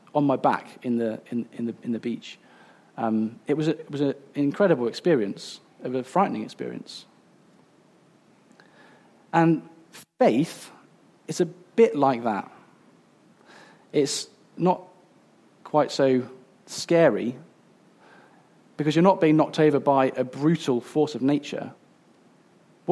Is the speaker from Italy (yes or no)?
no; Coventry, West Midlands, United Kingdom; I grew up in Coventry, which is like almost as far away as you can get from the sea